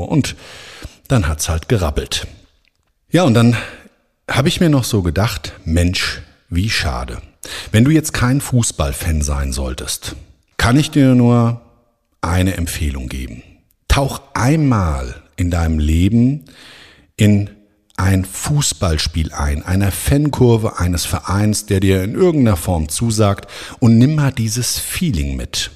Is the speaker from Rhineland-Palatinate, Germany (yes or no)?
no; Frankfurt am Main, Hesse, Germany; in Frankfurt am Main, meiner Heimatstadt